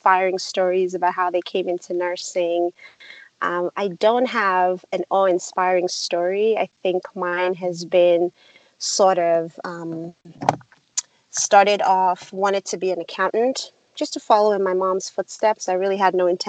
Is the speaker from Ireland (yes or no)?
no; Nigeria; now in United States; I was born and raised in Nigeria, which is a West African country